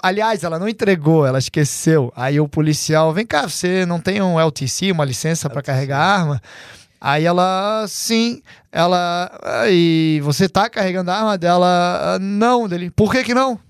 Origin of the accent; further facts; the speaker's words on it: Santa Catarina, Brazil; now in United States; lá de Santa Catarina, onde todos nós somos de Santa Catarina